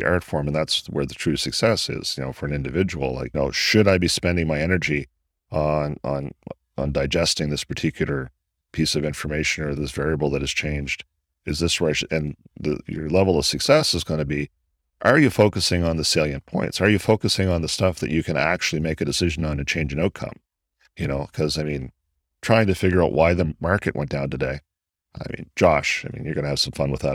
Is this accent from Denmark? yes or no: no; Canada; sitting here as a Canadian